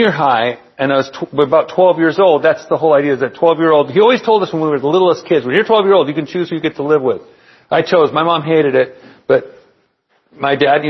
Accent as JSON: {"language": "English", "town": "Palm Springs", "region": "California", "country": "United States", "tie": "born or raised there", "also_born_or_lived": "San Bernardino", "said": "at Palm Springs High School. We moved out from San Bernardino and then moved out to Palm Springs."}